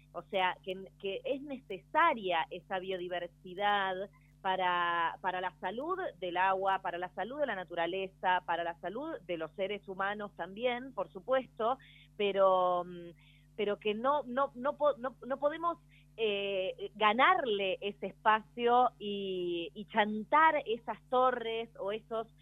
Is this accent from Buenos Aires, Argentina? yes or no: yes; Buenos Aires, Argentina; como porteña desde la ciudad autónoma de Buenos Aires